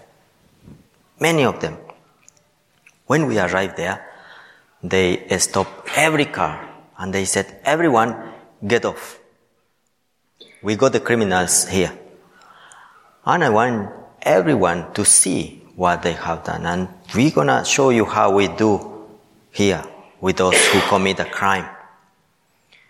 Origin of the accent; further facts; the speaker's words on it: Ecuador; moved away; I am from Ecuador.